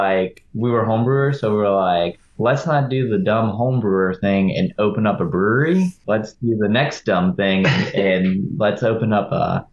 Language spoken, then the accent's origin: English; New Orleans, Louisiana, United States; so we're about as Louisiana and New Orleans as it gets. Been here for six generations.